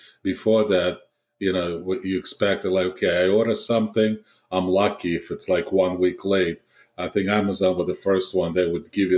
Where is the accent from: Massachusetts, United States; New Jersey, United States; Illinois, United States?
New Jersey, United States; I'm from Jersey, exit 37